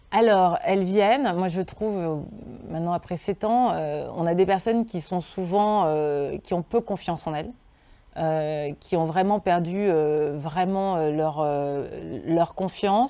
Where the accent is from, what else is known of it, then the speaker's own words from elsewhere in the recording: Lyon region, Auvergne-Rhône-Alpes, France; dans ma région d'origine